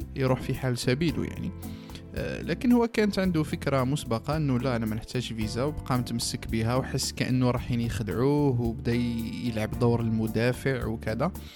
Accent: Algeria; إحنا بالك جزائريين

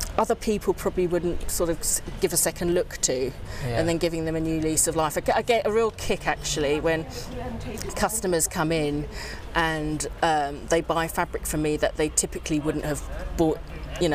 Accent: London, United Kingdom; my mum got great pleasure sending me, a mixed race child in South London, off to school in a dirndl dress

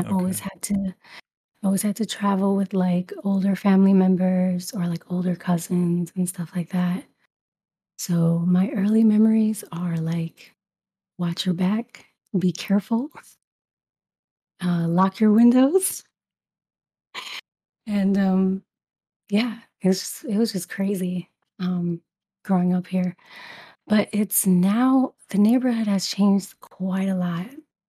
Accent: Brooklyn, New York, United States; So my family is from Puerto Rico. Mm-hmm. And I grew up in Brooklyn. So yeah, English is my first language.

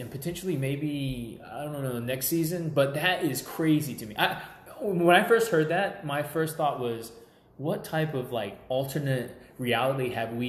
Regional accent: United States; And look, I am American. Like, there's no doubt about it. I was born here. This is like my culture.

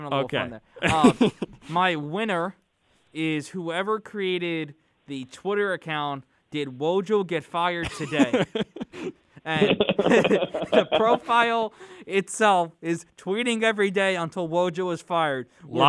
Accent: Philadelphia, Pennsylvania, United States; she knows I'm from Philly

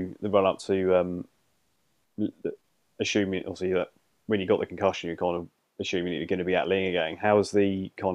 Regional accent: England, United Kingdom; We're English

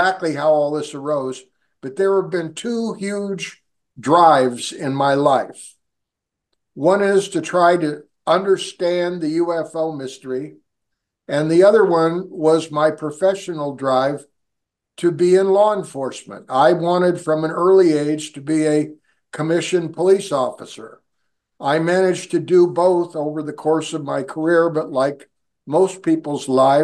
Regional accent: San Francisco Bay Area, California, United States; also born or lived in Washington State; I grew up in the San Francisco Bay Area

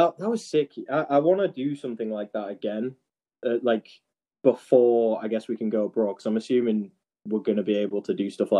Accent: Driffield, Yorkshire and the Humber, United Kingdom; So if you guys are listening, we are from Driffield. We're a couple of lads from Yorkshire.

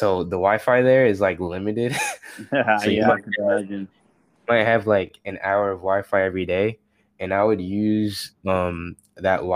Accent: United States; also born or lived in Africa; going there as an American

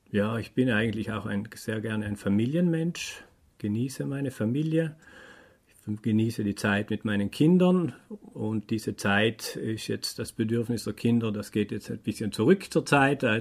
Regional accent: Bolzano, Trentino-Alto Adige, Italy; ich komme aus Bozen, bin jetzt 47 Jahre alt

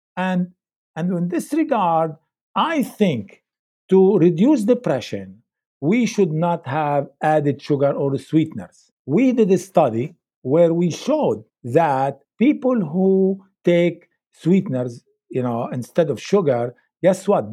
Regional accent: Lebanon; moved away; I grew up in Lebanon

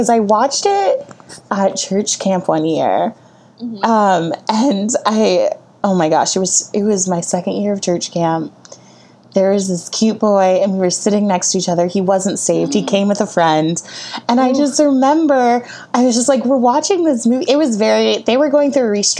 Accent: Connecticut, United States; I grew up in Connecticut

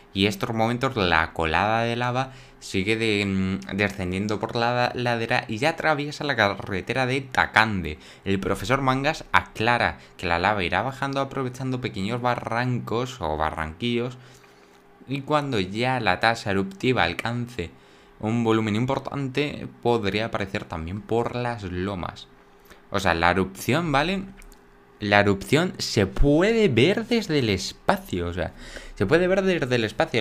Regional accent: Spain; en mi país

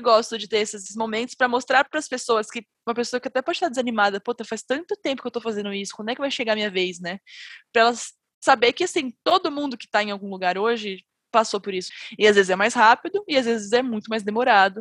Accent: Brazil; eu sou brasileira

